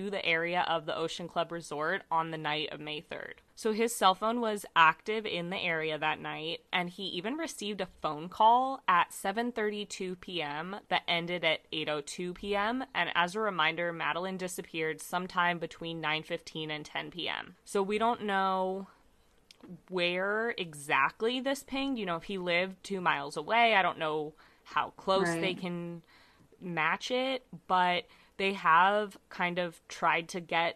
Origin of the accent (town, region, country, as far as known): United States